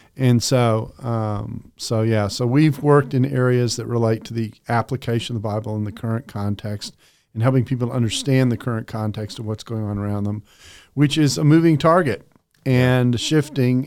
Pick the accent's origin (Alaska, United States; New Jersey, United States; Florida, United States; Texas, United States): Texas, United States; also born or lived in Calgary, Alberta, Canada / Aberdeen, Scotland; grew up in Texas